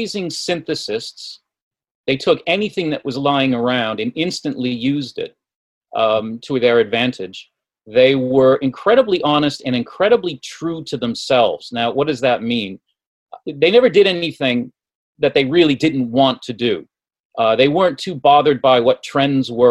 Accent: Boston, Massachusetts, United States; accent: Boston; my Boston accent

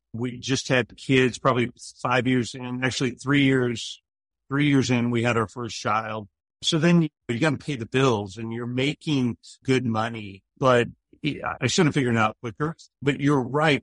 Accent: Poway, California, United States; I grew up in Poway, California, which is uh, in North County, San Diego

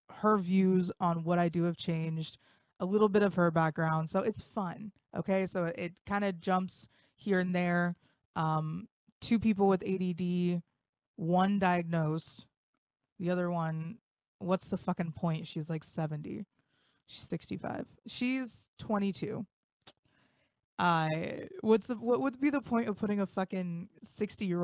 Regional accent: West Milton, Ohio, United States; North of Dayton, Ohio.

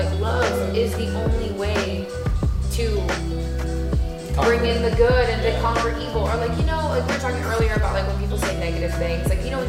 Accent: Kansas City, Missouri, United States; now in New York, United States; I'm American, I'm Cuban, I speak Spanish and English. I grew up in Kansas City, but I'm a New Yorker.

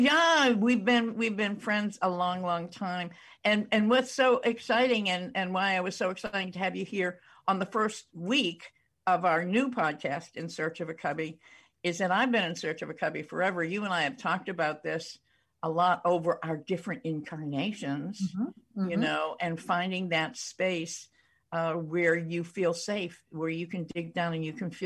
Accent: Brookline, Massachusetts, United States; I grew up in Brookline

